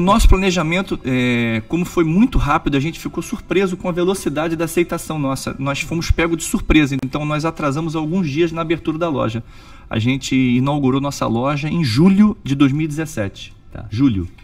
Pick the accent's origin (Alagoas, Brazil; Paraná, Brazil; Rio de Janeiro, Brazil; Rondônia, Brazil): Rio de Janeiro, Brazil; moved away as an adult; now in Orlando, United States; sou do Rio de Janeiro, é, minha família é tradicional no Rio de Janeiro